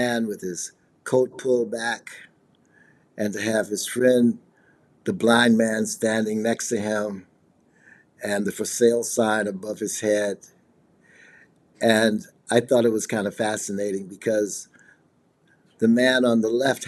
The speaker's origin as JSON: {"language": "English", "town": "Chicago", "region": "Illinois", "country": "United States", "said": "I'm from Chicago, Illinois, and I'm a multimedia artist"}